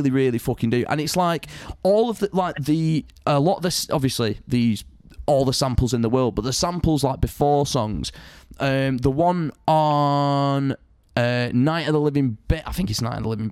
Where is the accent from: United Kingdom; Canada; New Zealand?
United Kingdom; Salford, North West England; moved away; when I grew up in Salford, I grew up around like a much more multicultural society